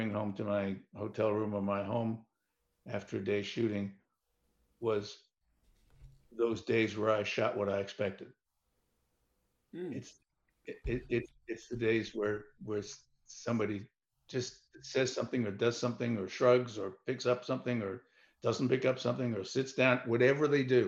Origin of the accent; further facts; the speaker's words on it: New York, United States; I was born and raised in New York